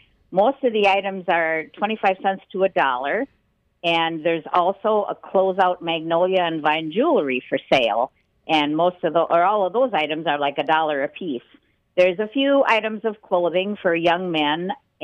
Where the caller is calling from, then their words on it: Montrose, Minnesota, United States; I am calling from Montrose.